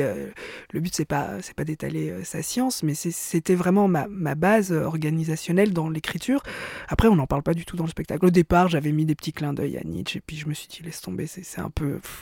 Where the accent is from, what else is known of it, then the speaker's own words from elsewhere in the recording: Belgium; je suis juive aussi euh, et je suis belge